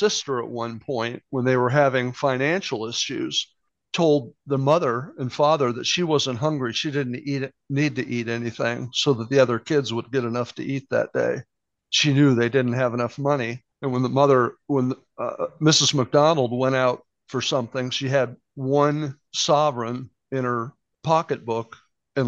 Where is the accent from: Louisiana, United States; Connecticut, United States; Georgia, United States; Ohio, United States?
Ohio, United States; Akron; growing up around Akron, Ohio in the 50s and into the 60s